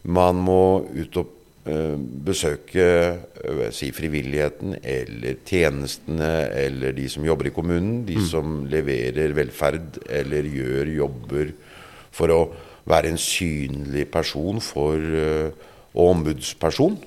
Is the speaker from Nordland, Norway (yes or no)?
no; Drammen, Buskerud, Norway; jeg vokste opp øh Eh, på Galterud.